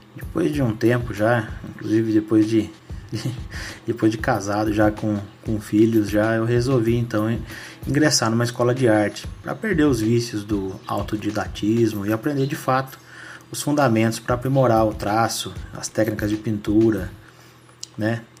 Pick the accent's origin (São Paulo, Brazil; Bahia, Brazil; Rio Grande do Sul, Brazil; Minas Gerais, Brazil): São Paulo, Brazil; Mogi Guaçu; Eu sou natural de Mogi Guaçu